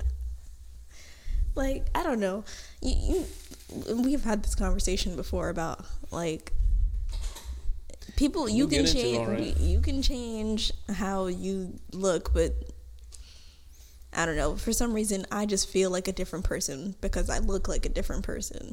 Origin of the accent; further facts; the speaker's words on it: New York, United States; moved away as an adult; now in Florida, United States; I was born here in Florida and I just moved back and forth from New York to Florida up until I was in like third grade, and then when my parents divorced, and then I stayed in New York up until I graduated high school